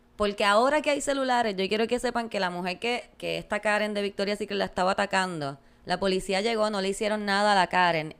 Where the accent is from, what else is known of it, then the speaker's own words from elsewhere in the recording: Puerto Rico; Como puertorriqueños